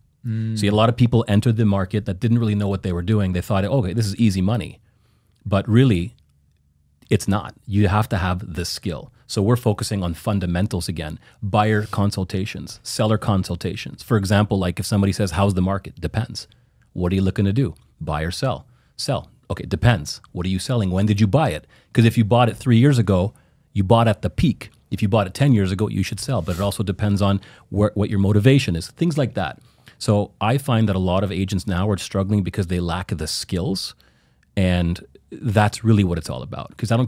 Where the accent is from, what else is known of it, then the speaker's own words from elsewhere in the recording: Ottawa, Ontario, Canada; Yeah, born and raised in Ottawa, Canada.